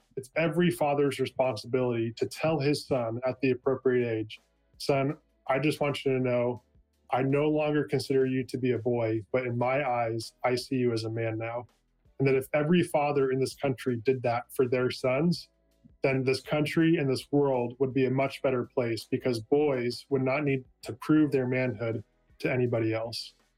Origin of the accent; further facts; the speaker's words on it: California, United States; moved away as an adult; now in Oregon, United States; I was born and raised in California. I spent the first 25 years of my life there